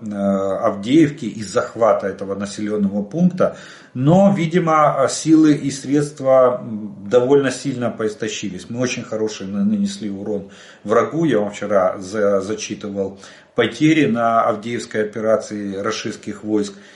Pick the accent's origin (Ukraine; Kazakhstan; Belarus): Ukraine; мы из Украины